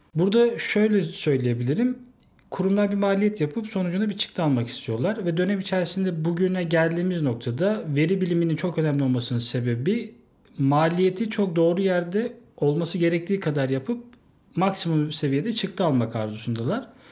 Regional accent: Yalova, Turkey; moved away as an adult; now in Istanbul, Turkey; Yalova'da doğdum. E, orada doğup büyüdüm.

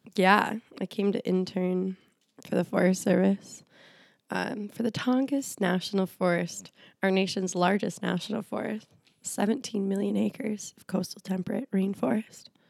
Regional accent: Minnesota, United States; born or raised there; moved away; also born or lived in India

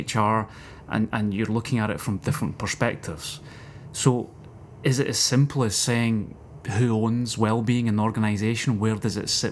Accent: Scotland, United Kingdom; me being a Scotsman

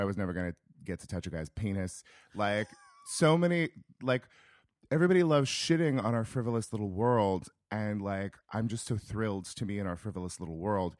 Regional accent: rural Northern California, United States; moved away; I am from a small town in rural Northern California, about an hour north of Sacramento

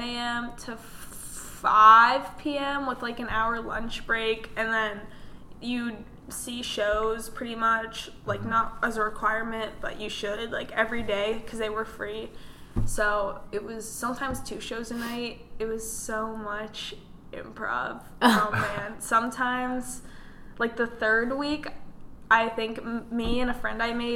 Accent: Pittsburgh, Pennsylvania, United States; moved away; I'm from Pittsburgh, Pennsylvania.

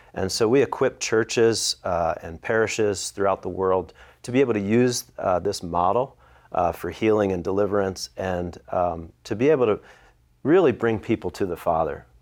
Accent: Philadelphia, Pennsylvania, United States; I'm from the Philadelphia area.

